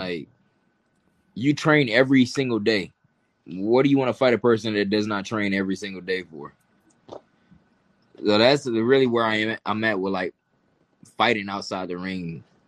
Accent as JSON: {"language": "English", "town": "Atlanta", "region": "Georgia", "country": "United States", "said": "And I was from Atlanta. I'm from the South. I'm a country boy compared to them."}